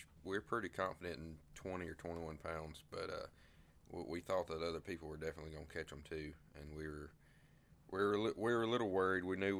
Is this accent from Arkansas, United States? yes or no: no; Montevallo, Alabama, United States; I'm from Montevallo, and I'm a senior this year.